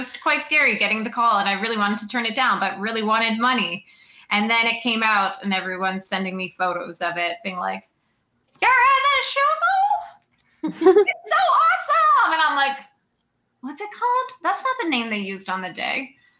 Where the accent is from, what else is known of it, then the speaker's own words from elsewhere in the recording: Sault Ste. Marie, Ontario, Canada; moved away as an adult; it's small to me because I grew up here, and everyone knows everyone's business.